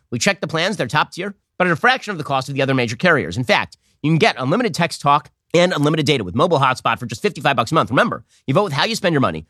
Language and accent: English; Los Angeles, California, United States; moved away; the L A Daily News, that used to be my hometown paper, we, we were subscribers back when I lived in North Hollywood